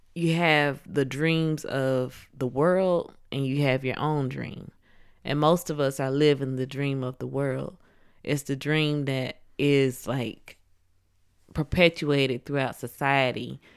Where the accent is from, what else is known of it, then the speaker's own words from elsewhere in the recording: Atlanta, Georgia, United States; I'm from Atlanta